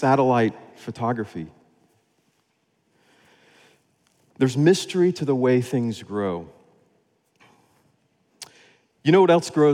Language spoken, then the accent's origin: English; Florida, United States; moved away as an adult; also born or lived in West Africa (Sahel); I grew up in Florida